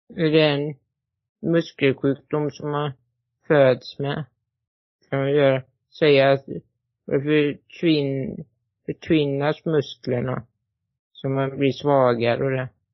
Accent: Borås, Västra Götaland, Sweden; född i Borås

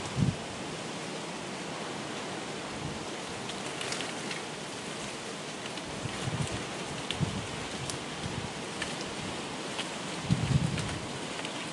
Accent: United Kingdom; accent: British; the Britishness of my accent.

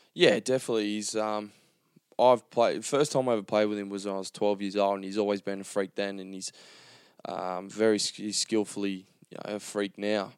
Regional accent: Gold Coast, Queensland, Australia; born or raised there

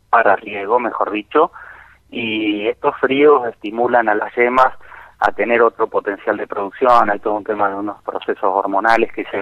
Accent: Rosario, Santa Fe, Argentina; now in Tinogasta, Argentina; Yo soy rosarino por naturaleza, nací en el Sanatorio Británico, en noveno piso, vista al río

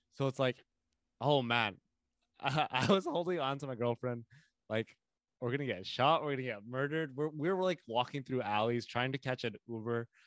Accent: Winnipeg, Manitoba, Canada; I am from Winnipeg

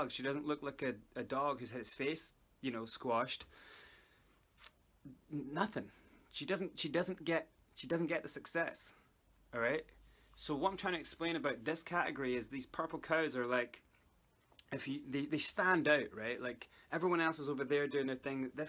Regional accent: South Africa; accent: Scottish; I'm actually South African, but I learned how to speak a Scottish accent and it kind of stuck by.

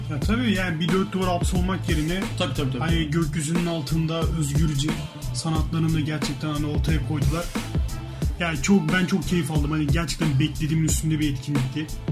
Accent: Istanbul, Turkey; ben İstanbul'da Eyüp Sultan'da büyüdüm

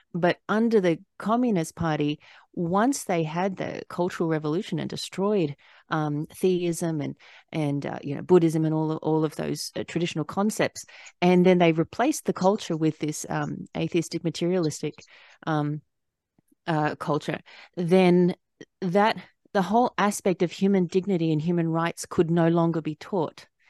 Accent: Australia; moved away as an adult; now in United States; I, I was born and raised in Australia, but I, I lived here for twelve years

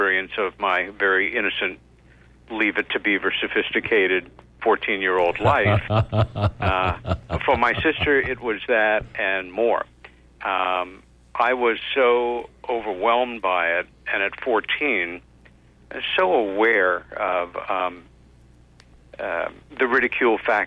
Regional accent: Long Island, New York, United States; as children growing up on Long Island, about 30 miles east of Manhattan in a lovely little village there

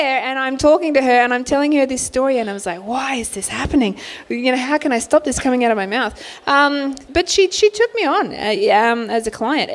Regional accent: Sydney, New South Wales, Australia; I grew up in Bankstown

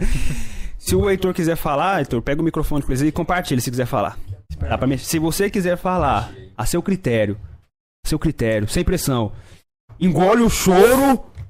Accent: Noroeste, Brazil; região de onde a gente vem, lá da Noroeste

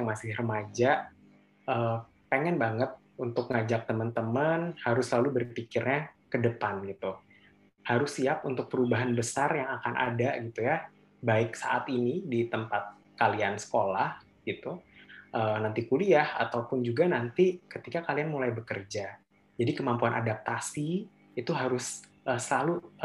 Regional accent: Bogor, West Java, Indonesia; asalnya dari Bogor dan memang sekarang juga uh, tinggal di Bogor

